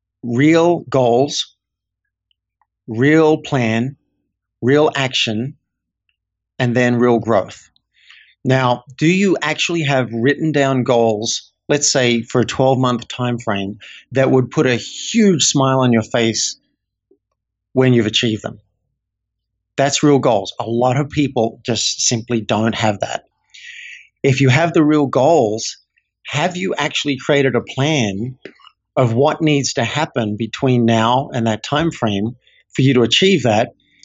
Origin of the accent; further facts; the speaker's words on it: Australia; I didn't learn as an Australian guy growing up how to really connect with humans.